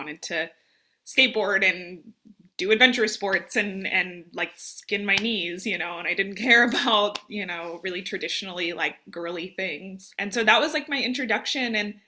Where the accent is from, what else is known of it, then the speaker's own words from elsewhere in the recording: Las Vegas, Nevada, United States; moved away as an adult; also born or lived in Phoenix, Arizona / Minneapolis, Minnesota; now in Arkansas, United States; I'm here in Arkansas by way of Minnesota, but I'm originally from Vegas, and like trying to kind of give that history. But yeah, I moved to Minneapolis, Minnesota in 2015. to go to grad school.